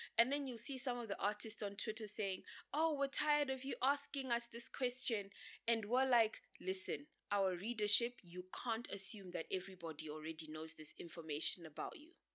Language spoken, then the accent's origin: English; Bulawayo, Zimbabwe; moved away as an adult; now in Harare, Zimbabwe; I grew up in Bulawayo. and then I moved to Harare